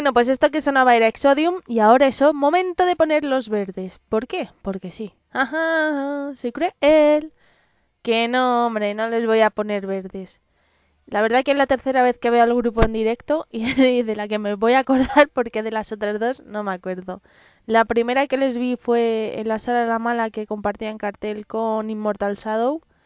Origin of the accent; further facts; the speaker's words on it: Madrid, Community of Madrid, Spain; soy madrileña y además de tercera generación, así que soy gata